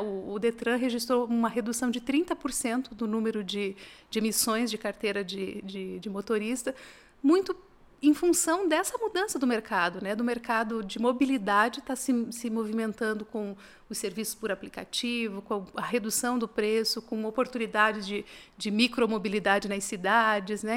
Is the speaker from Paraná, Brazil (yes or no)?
yes; Assis Chateaubriand, Paraná, Brazil; now in Curitiba, Brazil; eu não sou de Curitiba, sou do interior do Paraná, nasci numa cidade chamada Assis Chateaubriand, mas tô, ah, tô em Curitiba